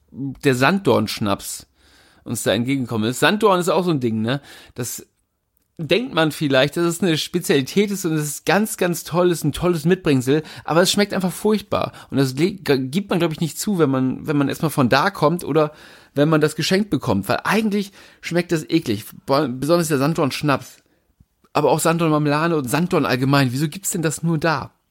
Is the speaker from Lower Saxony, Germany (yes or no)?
yes; Bad Zwischenahn, Lower Saxony, Germany; Ja, ich komme natürlich aus der Nähe der ostfriesischen Inseln und deswegen war es früher schon öfter mal ein Ziel, wo man hingefahren ist